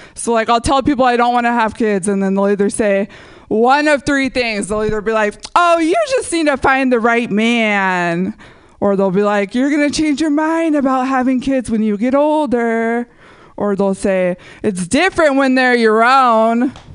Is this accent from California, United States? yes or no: yes; San Jose, California, United States; when I was growing up in San Jose